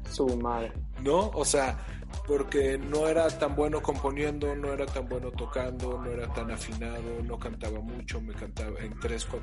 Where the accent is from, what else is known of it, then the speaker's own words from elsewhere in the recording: León, Guanajuato, Mexico; soy de León, Guanajuato. A los 20 años me fui